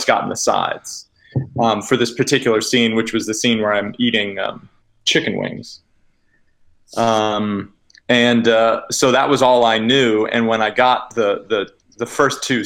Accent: Massachusetts, United States; I'm originally from Massachusetts

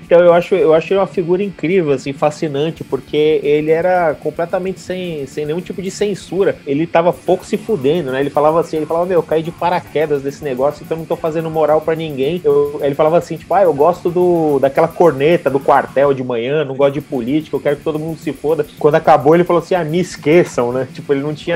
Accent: São Paulo, Brazil; also born or lived in Goiânia; Nasci em São Paulo e morei aqui a vida inteira, fora um ano que eu morei em Goiânia quando era criança

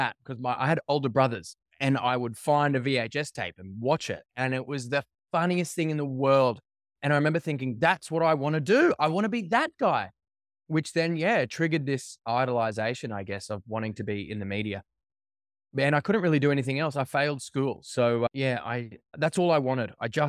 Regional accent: Brisbane, Queensland, Australia; So I grew up in Brisbane, on the south side of Brisbane.

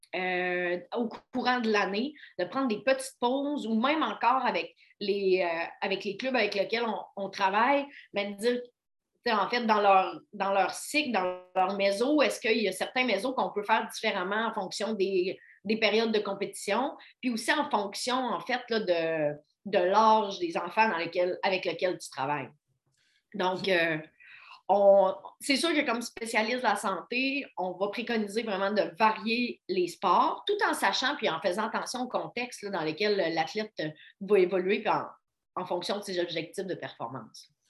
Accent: Baie-Comeau, Quebec, Canada; moved away as an adult; also born or lived in Hull (Gatineau), Quebec; now in Quebec City, Canada; j'ai grandi à Bécomo, sur la côte nord. moi, je suis née, par contre, à Hull pour le travail. Mes parents étaient déménagés là. mais je suis déménagée à, 5, à 4 ou 5 ans sur la Côte-Nord

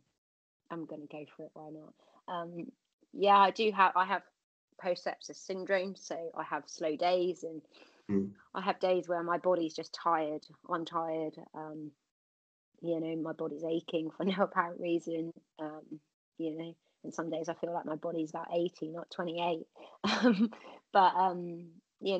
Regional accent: Cornwall, South West England, United Kingdom; I think it's part of being Cornish

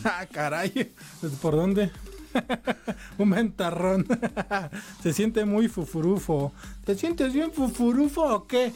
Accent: Mexico City, Mexico; accent: chilango; uno como chilango, que nos dicen chilangos, tiene una forma de hablar

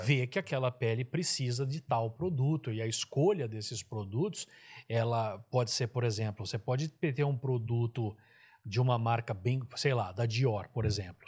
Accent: Araraquara, São Paulo, Brazil; eu sou de Araraquara, Araraquara não tem também, é uma cidade quente

